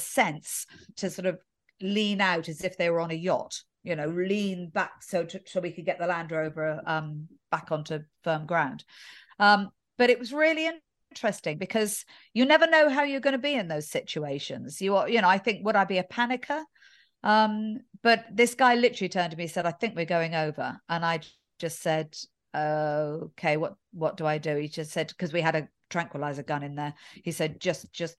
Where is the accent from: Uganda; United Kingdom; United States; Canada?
United Kingdom; England; being English in this airport right now